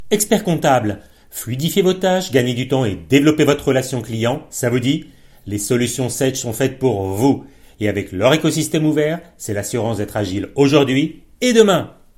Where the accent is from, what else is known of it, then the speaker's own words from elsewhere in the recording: France; chez nous en France